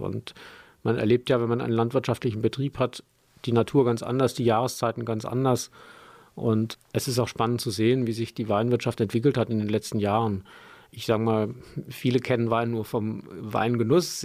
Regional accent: Landau, Rhineland-Palatinate, Germany; also born or lived in Bad Bergzabern; Ich bin in Landau in der Pfalz geboren

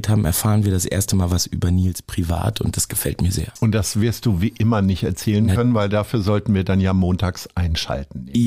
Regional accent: Hamburg, Germany; Ich bin halb in Stalzhoop groß geworden, ich bin halb in Sasel und halb in Stalzhoop groß geworden

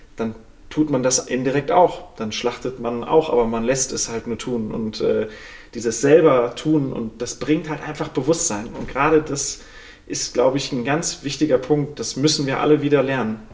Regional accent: Sauerland, North Rhine-Westphalia, Germany; moved away; ich komme aus dem Sauerland vom Bauernhof

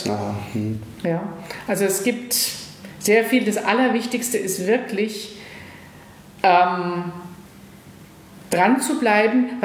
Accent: West Germany, Germany; Ich bin im Westen groß geworden.

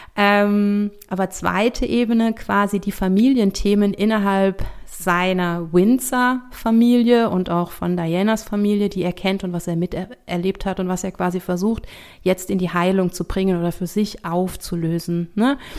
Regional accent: Rhineland-Palatinate, Germany; bei uns in der Pfalz

